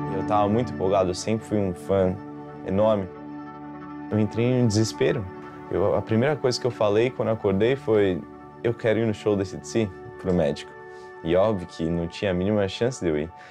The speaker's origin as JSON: {"language": "Portuguese", "country": "Brazil", "tie": "born or raised there", "also_born_or_lived": "São Paulo, Brazil", "moved": "as an adult", "lives_now": "United States", "said": "Nasci no Brasil"}